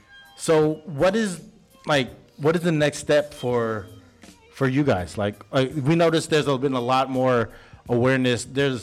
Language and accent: English; San Francisco, California, United States; I grew up in the Mission in San Francisco.